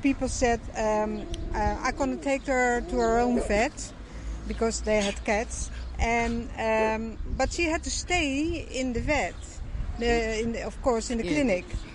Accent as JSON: {"language": "English", "country": "Netherlands", "also_born_or_lived": "Spain", "said": "We're from Holland, and we have a house in Spain."}